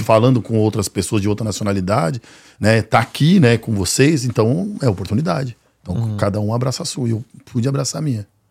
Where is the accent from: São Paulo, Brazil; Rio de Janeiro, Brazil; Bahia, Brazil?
São Paulo, Brazil; a realidade da onde eu venho, né, que é o, o Jardim Ângela